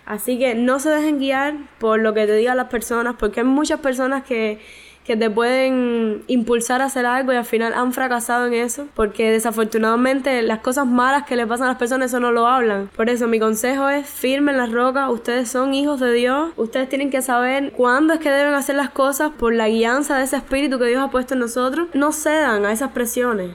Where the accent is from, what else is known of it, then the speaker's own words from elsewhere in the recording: Santa Clara, Villa Clara, Cuba; soy de Santa Clara, de la Iglesia de la Vigilia de los Pinos Nuevos.